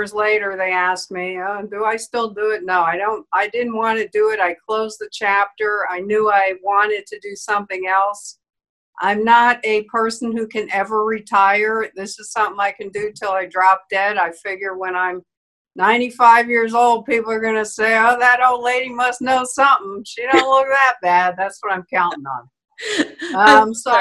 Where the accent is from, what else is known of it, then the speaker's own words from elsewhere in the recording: New York City, New York, United States; I grew up in Manhattan and I talk real English still.